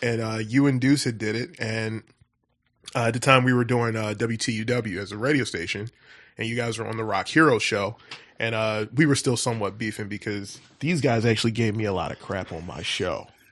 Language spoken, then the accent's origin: English; Philadelphia, Pennsylvania, United States; born and raised in West Philadelphia